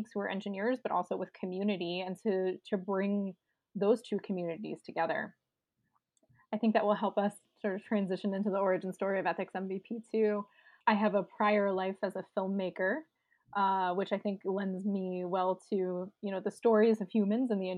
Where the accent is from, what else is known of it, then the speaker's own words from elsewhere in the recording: Pittsburgh, Pennsylvania, United States; I am a born Yinzer in Pittsburgh